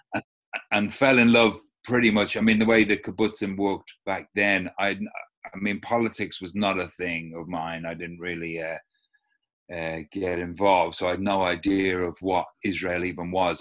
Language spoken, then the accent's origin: English; London, United Kingdom; now in Ireland; I was, grew up an immigrant in South London, so never really belonged, you know, I knew, you know, I was an Irish kid.